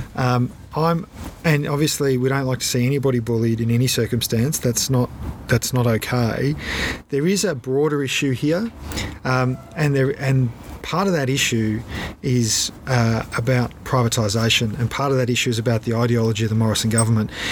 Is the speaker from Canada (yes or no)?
no; Australia; we, as the Australian public